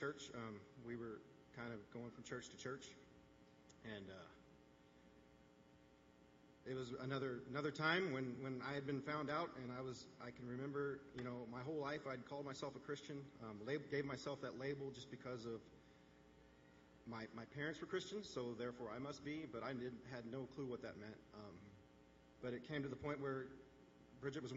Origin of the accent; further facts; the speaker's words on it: Indiana, United States; moved away as an adult; now in Wisconsin, United States; I grew up in Indiana